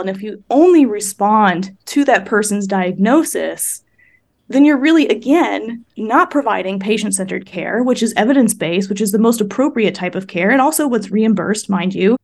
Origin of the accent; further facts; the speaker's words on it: Midwest, United States; I grew up in the Midwest